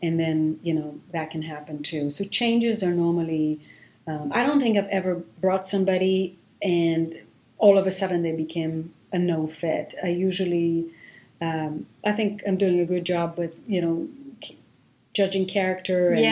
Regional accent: Israel; first language Hebrew; English is a second language; moved away as an adult; also born or lived in London, United Kingdom; now in Boston, United States; I grew up in Israel, speaking Hebrew

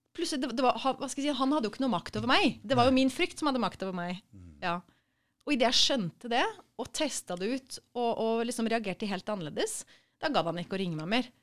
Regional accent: Sarpsborg, Østfold, Norway; moved away as an adult; also born or lived in Trondheim / Copenhagen; jeg er født i Sarpsborg

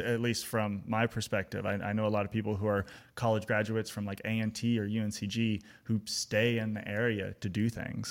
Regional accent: Austin, Texas, United States; now in Greensboro, United States; I'm originally from Austin, Texas

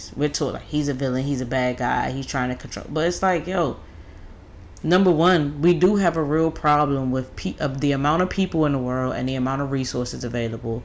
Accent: United States; as an American

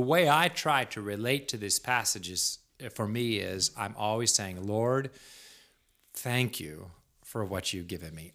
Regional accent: United States; as an American

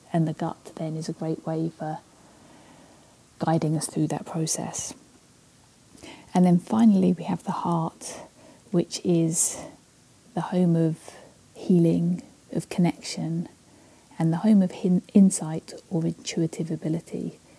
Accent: Canada; now in Victoria, Canada; For those of you who don't know me, I am Canadian despite this accent.

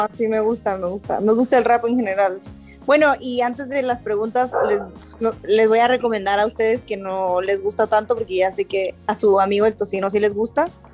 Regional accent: Rosarito, Baja California, Mexico; accent: norteño; also born or lived in Tijuana; yo soy de Tijuana, particularmente de un pueblo que se llama Rosarito, Baja California

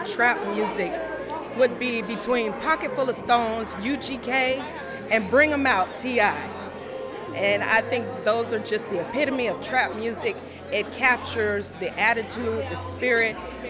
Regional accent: Atlantic City, New Jersey, United States; I'm from Atlantic City, New Jersey.

